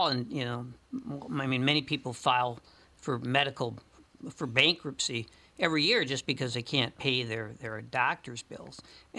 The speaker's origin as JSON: {"language": "English", "town": "St. Paul", "region": "Minnesota", "country": "United States", "tie": "born or raised there", "said": "the house I grew up in St. Paul"}